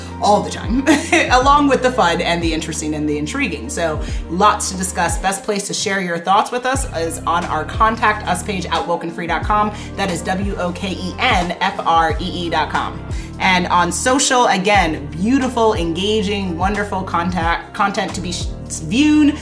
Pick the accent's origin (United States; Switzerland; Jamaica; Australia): Jamaica; I'm Jamaican